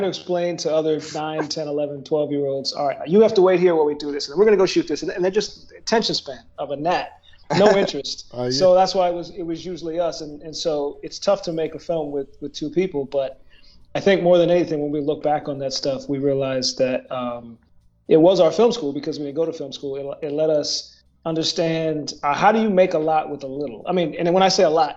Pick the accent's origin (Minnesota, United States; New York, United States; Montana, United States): Minnesota, United States; Woodbury; also born or lived in New Jersey; I was born in New Jersey, but we lived there before. That's not when we first met. I moved to Minnesota.